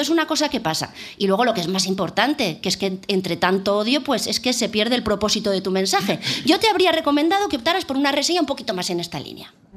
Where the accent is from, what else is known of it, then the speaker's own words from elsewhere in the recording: San Sebastián, Basque Country, Spain; yo que soy de Donosti